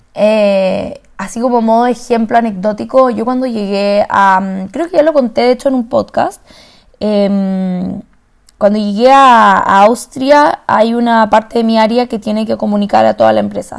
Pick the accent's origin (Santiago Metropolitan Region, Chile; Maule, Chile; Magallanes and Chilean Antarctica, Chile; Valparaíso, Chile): Santiago Metropolitan Region, Chile; Santiago; moved away; yo vengo de Santiago, de Chile